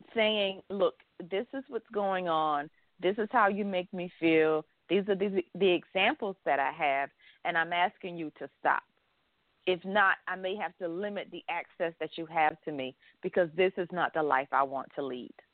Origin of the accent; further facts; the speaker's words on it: the South, United States; I grew up in the South